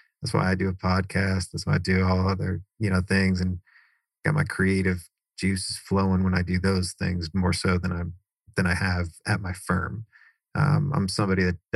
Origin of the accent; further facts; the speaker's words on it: Cary, North Carolina, United States; also born or lived in New York; My parents moved from New York down to Cary, North Carolina, which is right next to Raleigh.